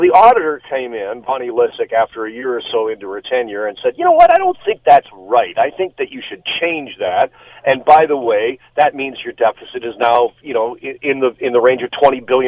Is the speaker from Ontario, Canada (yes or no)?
yes; Burlington, Ontario, Canada; I grew up in Burlington